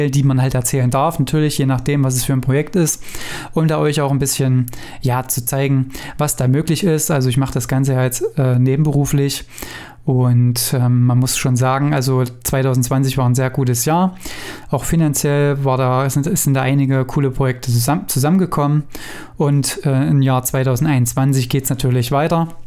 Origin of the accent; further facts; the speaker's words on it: Weimar, Thuringia, Germany; ich komme ja aus Thüringen, aus Weimar